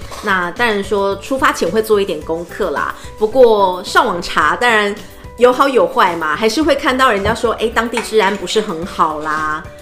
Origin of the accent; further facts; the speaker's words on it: Taiwan; 我们台湾人